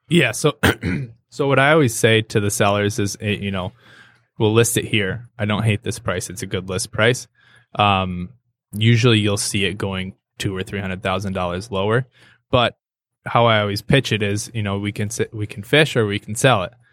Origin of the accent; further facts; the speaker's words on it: Hartland, Michigan, United States; moved away as an adult; also born or lived in Saginaw, Michigan; now in Birmingham, United States; I grew up in Heartland.